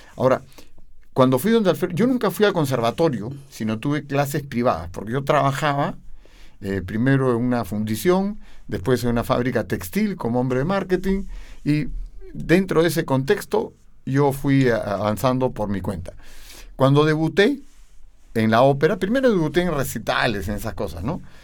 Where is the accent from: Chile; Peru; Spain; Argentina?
Peru; Lima; yo vengo, nací en Lima, en Perú, eh, en un distrito que se llama Miraflores. Y bueno, toda mi vida viví ahí